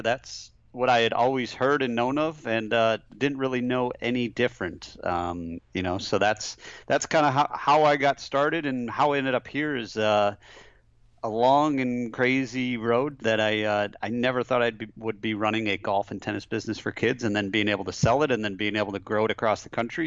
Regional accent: just outside of Flint, Michigan, United States; I grew up, uh, just outside of Flint, Michigan. So, uh, grew up in a small town just outside of Flint

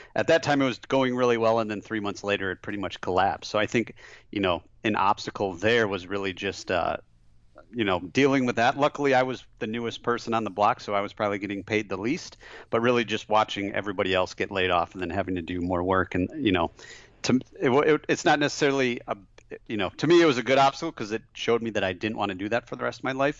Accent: just outside of Flint, Michigan, United States; I grew up, uh, just outside of Flint, Michigan. So, uh, grew up in a small town just outside of Flint

